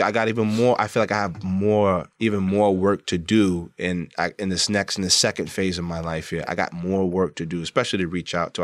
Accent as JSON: {"language": "English", "town": "New York City", "region": "New York", "country": "United States", "tie": "born or raised there", "said": "I grew up in Brooklyn"}